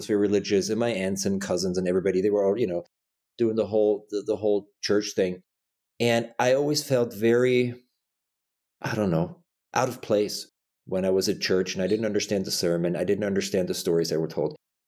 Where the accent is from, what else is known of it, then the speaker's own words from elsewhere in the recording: Germany; I was born and raised Catholic in Germany.